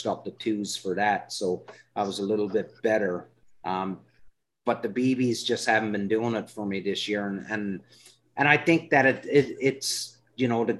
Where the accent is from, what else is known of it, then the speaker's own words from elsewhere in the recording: Canada; I'm Canadian